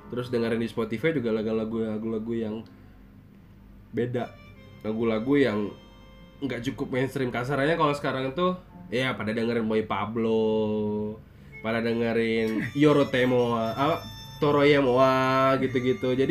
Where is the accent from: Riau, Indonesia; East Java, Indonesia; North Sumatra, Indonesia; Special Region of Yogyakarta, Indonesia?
East Java, Indonesia; Malang; born there; gue orang Jawa ya